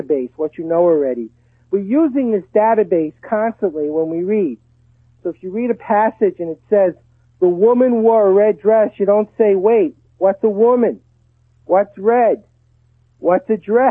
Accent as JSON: {"language": "English", "town": "Brooklyn", "region": "New York", "country": "United States", "tie": "born or raised there", "moved": "yes", "lives_now": "Texas, United States", "said": "I grew up in Brooklyn and we pronounce it dog. I live in Texas now"}